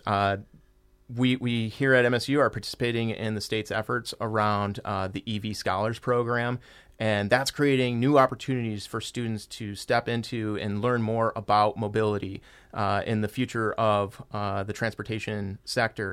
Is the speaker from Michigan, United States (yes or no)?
yes; Michigan, United States; I was born and raised here in Michigan